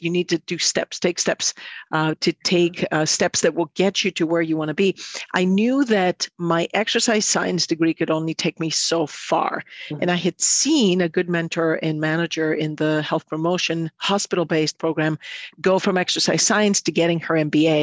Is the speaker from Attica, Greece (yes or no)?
yes; Athens, Attica, Greece; moved away as an adult; now in Midwest, United States; I'm from Athens, Greece